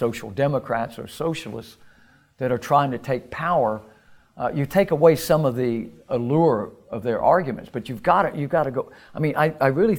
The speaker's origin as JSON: {"language": "English", "country": "United States", "tie": "born or raised there", "said": "I was raised in America in the immediate post-war era, in the 1950s in the United States"}